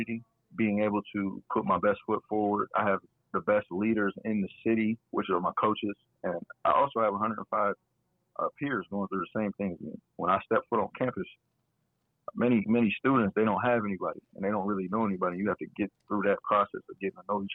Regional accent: Akron, Ohio, United States; born or raised there; moved away as an adult; now in Toledo, United States

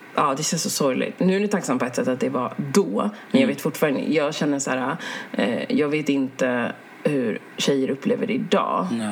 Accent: Sweden; jag är ju svensk

